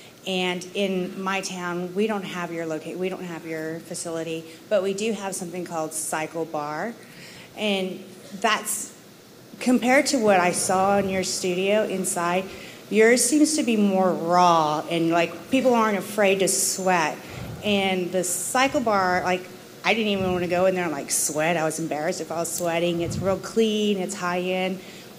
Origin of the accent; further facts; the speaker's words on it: San Antonio, Texas, United States; now in Lubbock, United States; Yeah, I'm from San Antonio, too